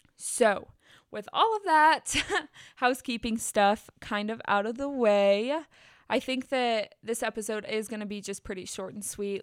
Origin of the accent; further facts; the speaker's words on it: Bassett, United States; moved away; I said our town name